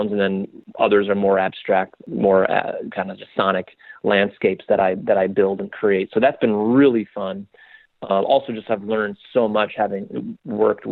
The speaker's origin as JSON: {"language": "English", "town": "Spokane", "region": "Washington", "country": "United States", "tie": "born or raised there", "moved": "yes", "lives_now": "New York, United States", "said": "Spokane, which is my hometown"}